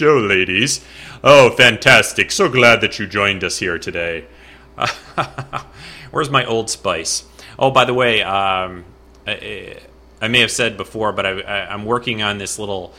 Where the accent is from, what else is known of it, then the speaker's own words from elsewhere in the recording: California, United States; moved away; I grew up in California for a few years